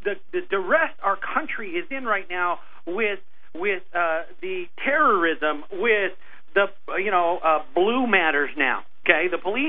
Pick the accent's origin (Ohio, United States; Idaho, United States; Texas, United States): Idaho, United States; Rupert; in my hometown of Rupert, Idaho, there were two camps. I'm going to tell you, my parents were migrant farm workers